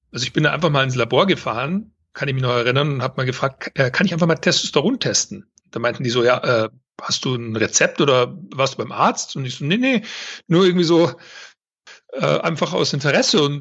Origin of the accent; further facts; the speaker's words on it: Weilheim, Bavaria, Germany; moved away as an adult; Also aufgewachsen bin ich in Weilheim in Oberbayern, kleine Stadt hier, bin im Basketball groß geworden, dann äh, später, also beim TSV Weilheim, dann später beim FC Bayern München in der, in der äh, Basketballjugend und bin dann mit einem Sportstipendium rüber in die USA.